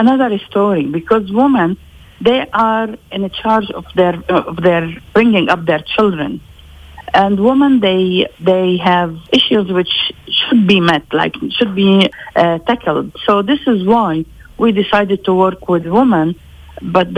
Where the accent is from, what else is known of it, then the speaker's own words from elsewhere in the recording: Lebanon; Even if I was born in Lebanon, I'm still Palestinian. I'm a Palestinian refugee